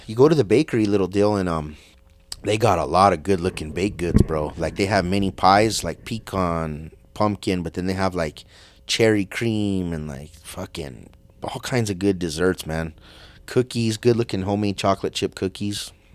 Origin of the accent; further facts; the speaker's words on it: United States; I'm American